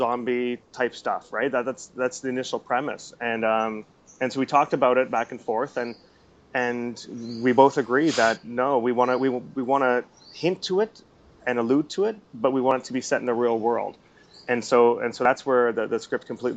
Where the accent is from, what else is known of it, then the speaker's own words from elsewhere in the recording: Canada; moved away as an adult; now in Singapore; I'm a Canadian who's now living in Singapore overseas